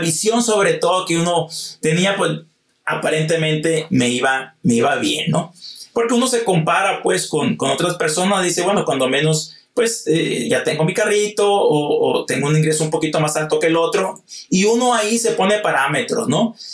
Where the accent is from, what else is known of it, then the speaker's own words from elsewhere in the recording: Hermosillo, Sonora, Mexico; yo soy de Hermosillo, Sonora